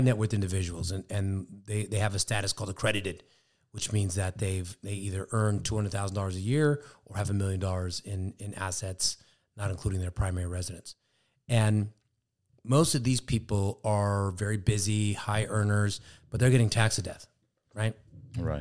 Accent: Sacramento, California, United States; we're both from Sacramento.

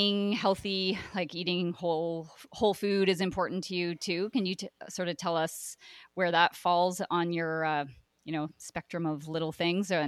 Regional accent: Brockville, Ontario, Canada; moved away; we grew up in Brockville, Ontario

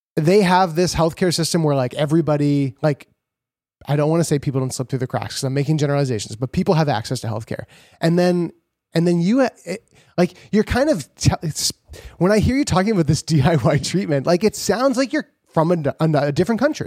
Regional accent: Canada; we're from Canada

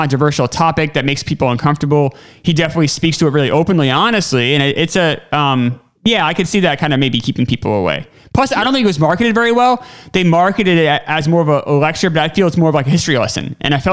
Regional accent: New Hampshire, United States; I grew up in New Hampshire, so I only had white history teachers

